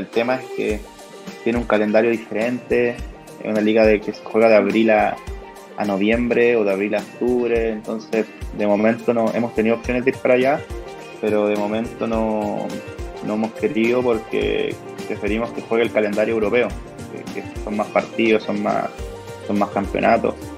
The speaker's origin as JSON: {"language": "Spanish", "country": "Chile", "said": "yo como chileno"}